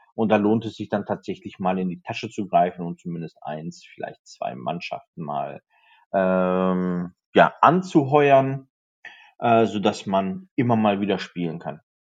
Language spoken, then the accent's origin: German; the Ruhr area, North Rhine-Westphalia, Germany; ich komme natürlich aus dem Pott